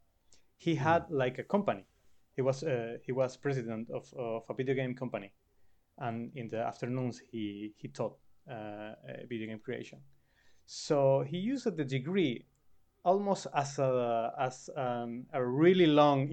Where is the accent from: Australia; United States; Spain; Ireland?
Spain; Canary Islands; moved away as an adult; now in Barcelona, Spain; I come from Canary Islands that are small islands in the Atlantic Ocean that are parts of Spain